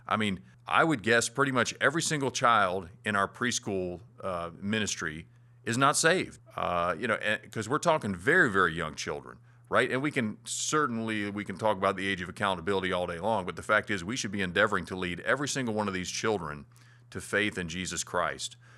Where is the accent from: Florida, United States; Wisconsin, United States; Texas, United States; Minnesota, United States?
Florida, United States; moved away; back in my hometown in Florida